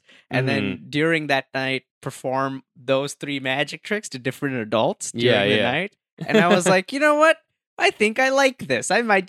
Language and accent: English; India; first language Hindi; English is a second language; moved away; also born or lived in Dubai; Because I grew up in India.